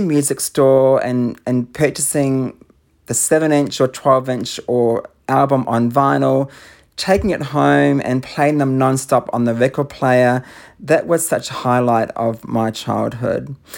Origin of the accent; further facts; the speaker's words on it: Auckland, New Zealand; I grew up in Auckland in New Zealand.